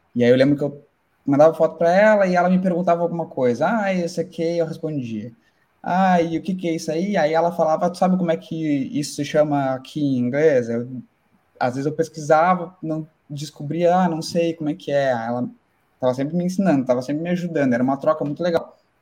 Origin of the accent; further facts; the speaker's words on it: Pelotas, Rio Grande do Sul, Brazil; moved away as an adult; now in Ireland; sou do, do, sul, do Rio Grande do Sul, de Pelotas